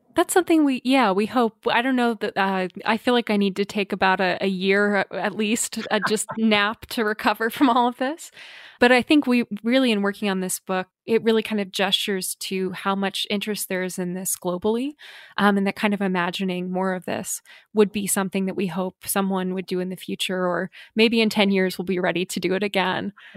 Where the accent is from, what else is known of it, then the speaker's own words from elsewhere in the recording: Glendale, Arizona, United States; now in Tucson, United States; I grew up in Glendale or close to Glendale, Arizona